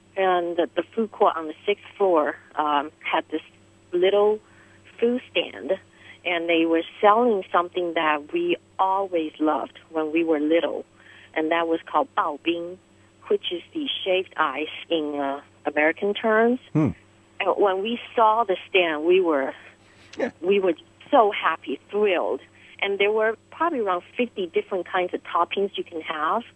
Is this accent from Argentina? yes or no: no; Taiwan; now in New York, United States; I grew up in Taiwan